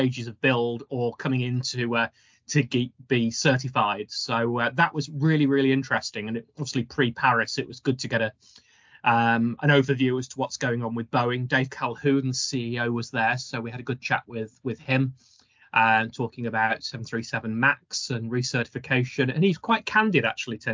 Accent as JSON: {"language": "English", "area": "Staffordshire", "region": "West Midlands", "country": "United Kingdom", "tie": "born or raised there", "said": "I grew up in Staffordshire"}